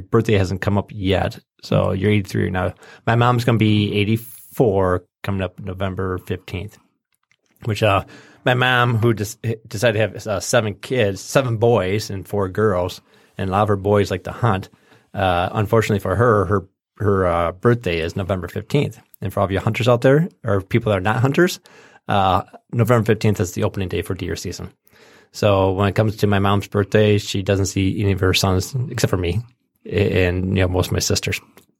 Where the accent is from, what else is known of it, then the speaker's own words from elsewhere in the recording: Lake Orion, Michigan, United States; we grew up in Lake Orion, or we lived in Lake Orion for a while there, and they built this the GM plant pretty close to our house.